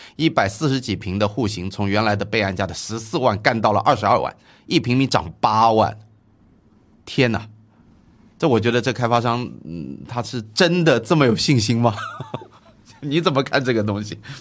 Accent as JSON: {"language": "Chinese", "country": "China", "said": "我们中国人"}